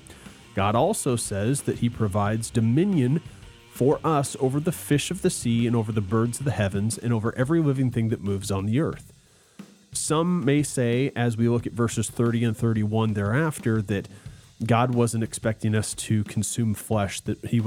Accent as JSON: {"language": "English", "country": "United States", "said": "I'm an American, typical American"}